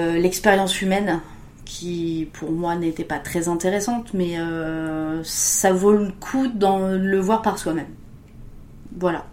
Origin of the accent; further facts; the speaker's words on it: Touraine, Centre-Val de Loire, France; je viens de la Touraine et de la région de la Loire